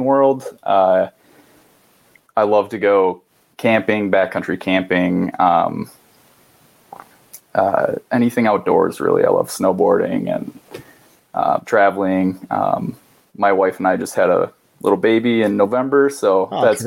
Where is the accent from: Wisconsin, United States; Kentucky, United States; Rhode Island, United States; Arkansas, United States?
Wisconsin, United States; moved away as an adult; now in Minneapolis, United States; So I was born and raised in Wisconsin and went to UW Stout for graphic design. Then eventually worked my way over to Minneapolis